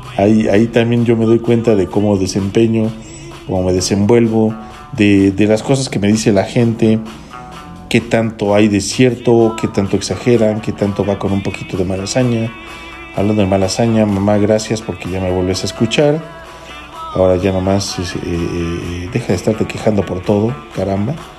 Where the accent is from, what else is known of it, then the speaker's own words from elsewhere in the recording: Federal District, Mexico City, Mexico; este comentario viene desde el Distrito Federal, saludo para mi tierra